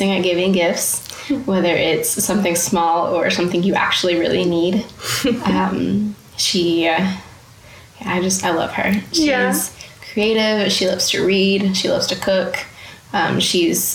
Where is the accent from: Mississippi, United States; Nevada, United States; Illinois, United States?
Mississippi, United States; also born or lived in Tupelo, Mississippi; I was born in Tupelo. Mm-hmm. My parents were pastoring a church in North Mississippi. Long story short, we moved to the coast, and that's where I remember most of my early life.